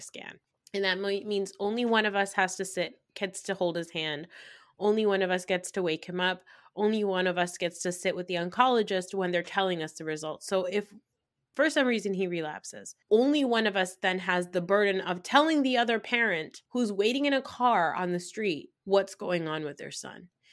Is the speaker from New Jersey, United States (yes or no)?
yes; New Jersey, United States; I'm a Pakistani girl from New Jersey